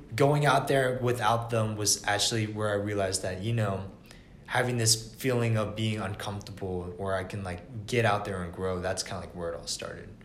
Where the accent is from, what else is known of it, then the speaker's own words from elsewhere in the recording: Atlanta, Georgia, United States; I was born and raised in Atlanta for 20 years